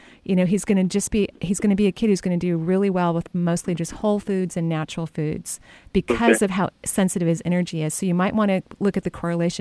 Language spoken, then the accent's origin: English; Olympia, Washington, United States; I'm a native of the Northwest. I was born in Olympia, and I've lived here my whole entire life